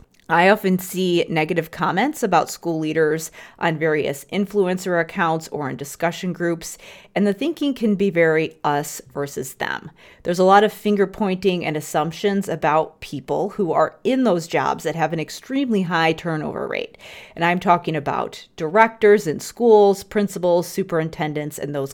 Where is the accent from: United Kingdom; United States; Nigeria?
United States; Chicago, Illinois; I grew up in the Chicago area, which meant I lived in a community with an abundance of organizations